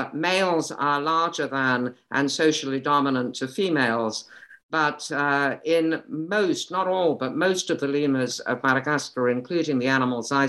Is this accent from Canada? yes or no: no; Kent, South East England, United Kingdom; moved away as an adult; also born or lived in Cambridge, United Kingdom / London, United Kingdom; now in Connecticut, United States; I grew up in the UK. I was born in Kent and raised there and went to school there